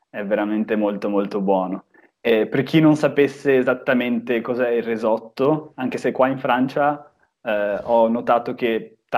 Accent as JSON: {"language": "Italian", "area": "Venice area", "region": "Veneto", "country": "Italy", "also_born_or_lived": "Trieste", "said": "si mangia con un prodotto tipico di Venezia proprio, eh, il baccalà mantecato, che, che, da noi si mangia moltissimo"}